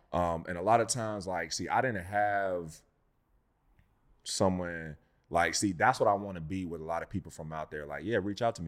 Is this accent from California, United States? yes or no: yes; Inland Empire, California, United States